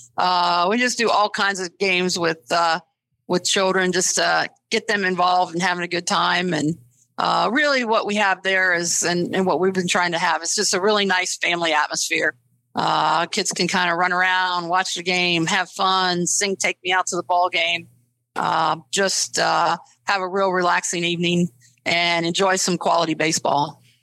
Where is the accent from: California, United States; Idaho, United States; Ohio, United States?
Ohio, United States; Springfield; moved away as an adult; also born or lived in East Coast; I'm originally from Springfield, Ohio